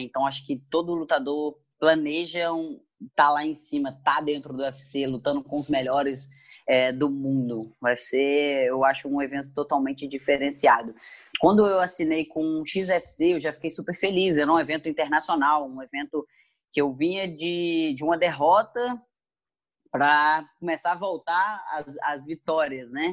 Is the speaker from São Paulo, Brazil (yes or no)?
no; Muriaé, Minas Gerais, Brazil; moved away as an adult; also born or lived in Rio de Janeiro; Eu sou de Murié, Minas Gerais, uma cidade é. pequenina